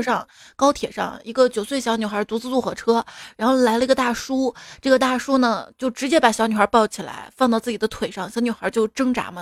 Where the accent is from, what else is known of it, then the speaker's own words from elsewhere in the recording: Guangdong, China; 我们哎广东人什么都吃